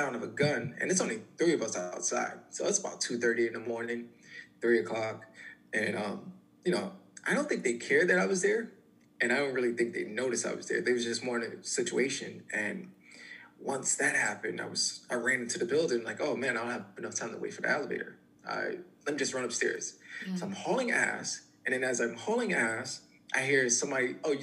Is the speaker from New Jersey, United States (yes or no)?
no; New York City, New York, United States; I'm originally from the Bronx